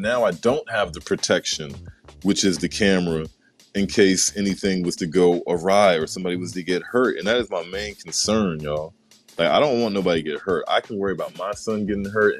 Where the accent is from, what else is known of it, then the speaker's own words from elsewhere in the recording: Maryland, United States; also born or lived in Atlanta, Georgia; That's where I actually grew up, man. When I moved from Atlanta to Maryland in my granddad's neighborhood, it was in a cul-de-sac